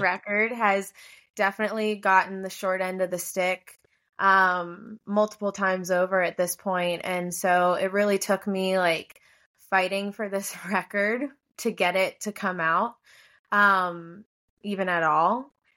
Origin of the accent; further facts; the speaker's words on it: Hilton Head Island, South Carolina, United States; moved away; I'm from Hilton Head Island, South Carolina, originally